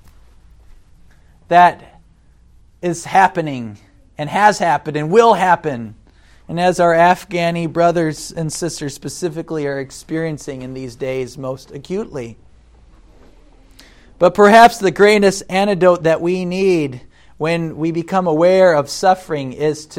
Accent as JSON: {"language": "English", "country": "United States", "said": "as an American"}